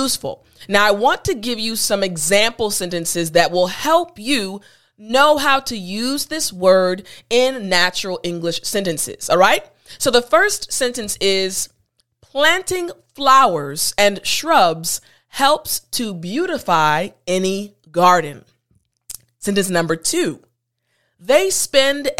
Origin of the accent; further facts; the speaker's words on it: United States; As an American, as an African-American woman